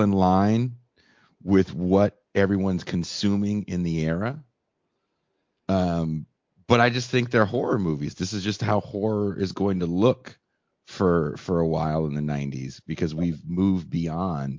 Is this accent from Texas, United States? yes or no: no; California, United States; growing up in California